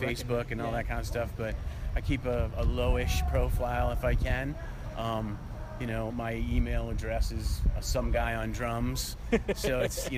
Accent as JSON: {"language": "English", "region": "Maine", "country": "United States", "tie": "born or raised there", "said": "I grew up in Maine"}